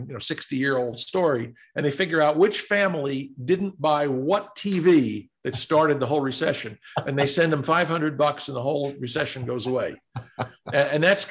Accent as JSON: {"language": "English", "region": "New York", "country": "United States", "said": "I'm a New Yorker"}